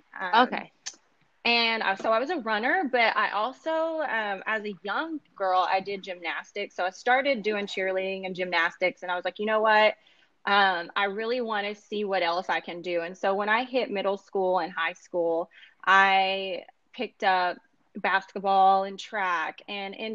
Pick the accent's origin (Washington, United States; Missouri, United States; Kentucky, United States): Kentucky, United States; moved away as an adult; now in Los Angeles, United States; I am currently in Los Angeles. I am originally from Kentucky. I've been in LA for about 7 years now